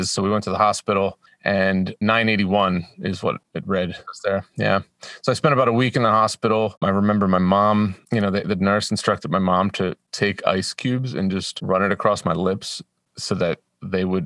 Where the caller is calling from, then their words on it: Madison, Tennessee, United States; Madison, Tennessee, just north of Nashville.